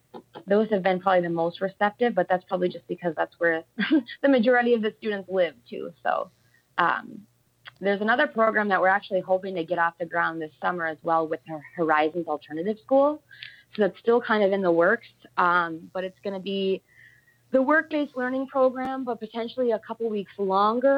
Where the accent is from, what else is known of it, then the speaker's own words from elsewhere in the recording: Munising, Michigan, United States; I'm originally from Munising